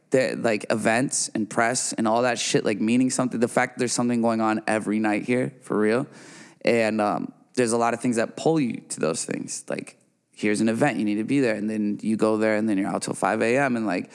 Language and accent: English; Midwest, United States; We all got the ocean right there. and I'm from the Midwest, and I still don't go to the beach, you know?